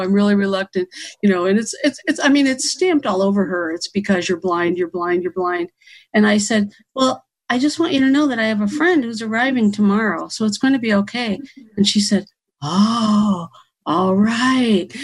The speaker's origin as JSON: {"language": "English", "region": "Ohio", "country": "United States", "moved": "as an adult", "lives_now": "Florida, United States", "said": "I'm from Ohio. I've only been in Florida for a few years"}